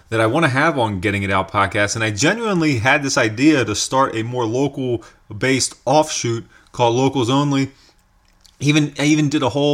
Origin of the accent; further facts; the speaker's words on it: York, Pennsylvania, United States; York, Pennsylvania, which, of course, is my hometown